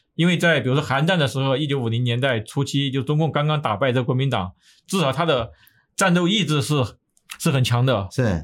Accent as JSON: {"language": "Chinese", "region": "Sichuan", "country": "China", "tie": "born or raised there", "also_born_or_lived": "Taiwan", "moved": "as an adult", "lives_now": "United States", "said": "从地域上来说，我在这个四川出生"}